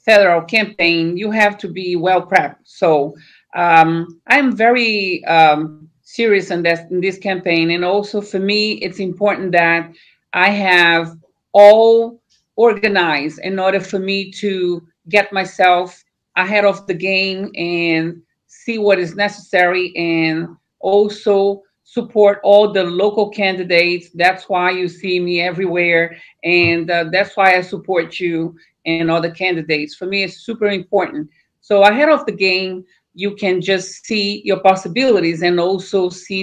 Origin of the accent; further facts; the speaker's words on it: Brazil; moved away as an adult; now in United States; I was born in Brazil. I live in America more than 30 years.